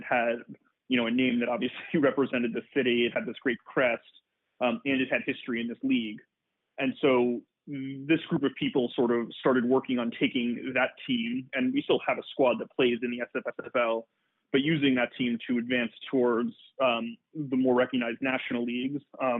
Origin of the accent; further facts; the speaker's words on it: New York, United States; moved away as an adult; also born or lived in Detroit; now in San Francisco, United States; I'm not from San Francisco. I'm from New York. And before I moved here, I was living in Detroit